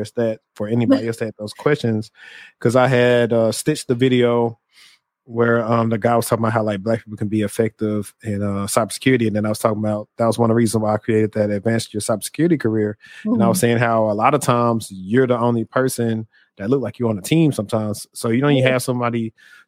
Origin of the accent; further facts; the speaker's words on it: the South, United States; I'm from the South. And we weren't exposed to that.